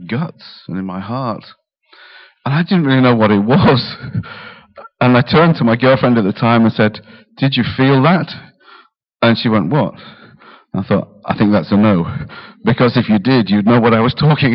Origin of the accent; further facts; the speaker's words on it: Yorkshire and the Humber, United Kingdom; now in Harlow, United Kingdom; I grew up in Yorkshire